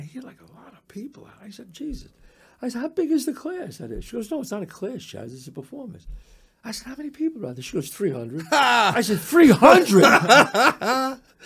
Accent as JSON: {"language": "English", "town": "New York City", "region": "New York", "country": "United States", "tie": "born or raised there", "said": "me growing up in the Bronx"}